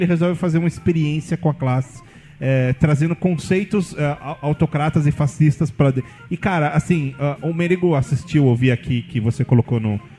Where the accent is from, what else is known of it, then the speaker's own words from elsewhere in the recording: Brasília, Federal District, Brazil; Eu, tá, eu, sou de Brasília, né?